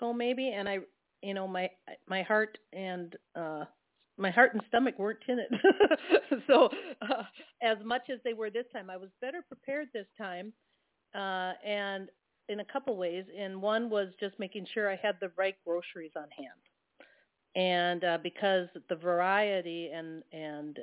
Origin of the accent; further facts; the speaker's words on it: Midwest, United States; I grew up in the Midwest